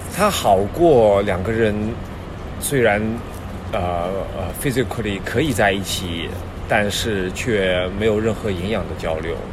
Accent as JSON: {"language": "Chinese", "region": "Shanghai", "country": "China", "tie": "born or raised there", "moved": "as an adult", "said": "我是从小出生在上海嘛"}